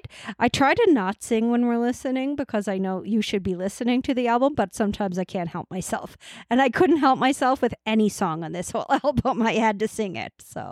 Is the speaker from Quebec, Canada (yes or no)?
no; Nova Scotia, Canada; But we're from Nova Scotia.